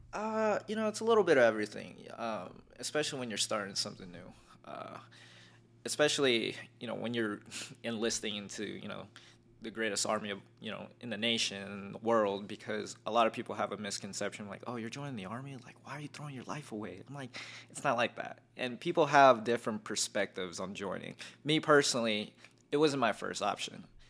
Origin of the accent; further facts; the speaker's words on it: North Las Vegas, Nevada, United States; also born or lived in Philippines / Glendale, California; I'm from Vegas 'cause I've lived here all my life.